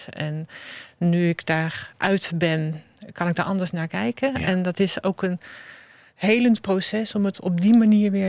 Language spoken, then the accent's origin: Dutch; North Brabant, Netherlands; ik kom uit Brabant.